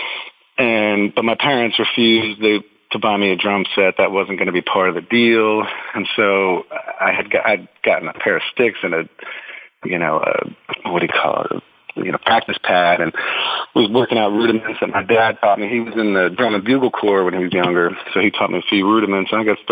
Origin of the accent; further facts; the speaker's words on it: New Jersey, United States; moved away; I'm from New Jersey originally. I basically grew up in the armpit just across from Staten Island.